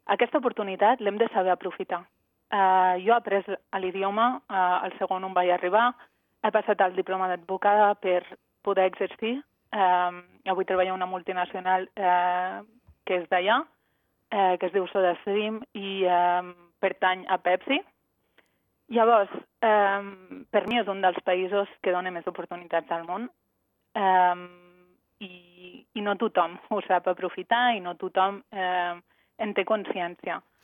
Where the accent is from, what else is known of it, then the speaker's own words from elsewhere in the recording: Andorra; moved away as an adult; now in Tel Aviv, Israel; Jo sóc d'Andorra, però fa sis anys i mig que visc a Israel.